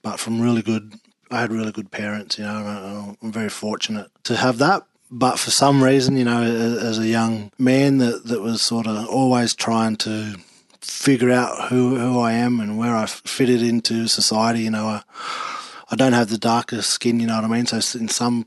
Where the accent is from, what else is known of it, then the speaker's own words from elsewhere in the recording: Dubbo, New South Wales, Australia; growing up in Dubbo was good.